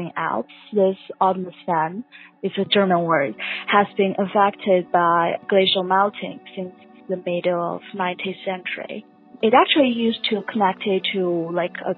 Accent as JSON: {"language": "English", "country": "China", "moved": "yes", "lives_now": "New York, United States", "said": "I'm originally from China. Now I'm studying Columbia University."}